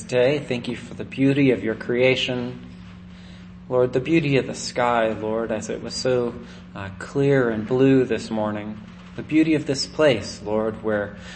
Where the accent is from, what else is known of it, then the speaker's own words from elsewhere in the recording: United States; when I was a kid, I grew up in Nevada County